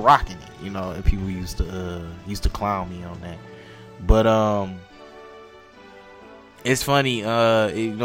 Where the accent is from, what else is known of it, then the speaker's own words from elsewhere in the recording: Detroit, Michigan, United States; I'm from Detroit, so I would go to Northland was the closest mall to Detroit